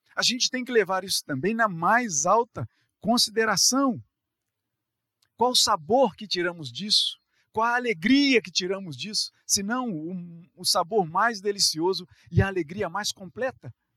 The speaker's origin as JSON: {"language": "Portuguese", "region": "Rio de Janeiro", "country": "Brazil", "said": "nós que somos aqui do Rio"}